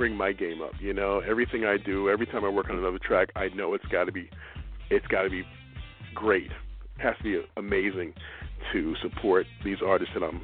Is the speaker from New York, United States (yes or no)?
yes; New York City, New York, United States; also born or lived in Westchester; Born and raised in Brooklyn, New York